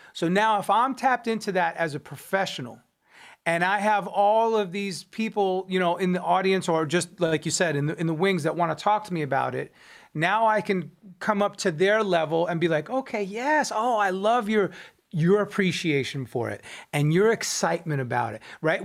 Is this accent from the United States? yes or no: yes; Long Island, New York, United States; I'm from Long Island, New York.